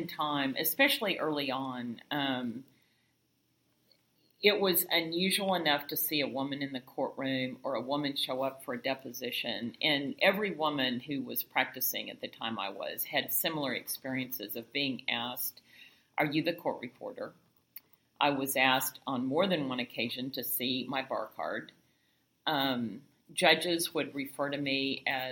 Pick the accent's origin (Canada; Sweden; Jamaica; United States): United States; Oklahoma City, Oklahoma; moved away as an adult; also born or lived in San Antonio, Texas; now in Ashland, Oregon, United States; I grew up in Oklahoma